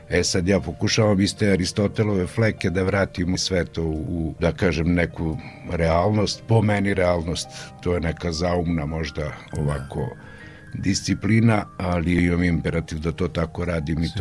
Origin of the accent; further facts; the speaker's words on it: Opovo, Vojvodina, Serbia; Rođen sam u Opovu, trenutno ima mislim 56 slikara na mesto od 5.500 duša.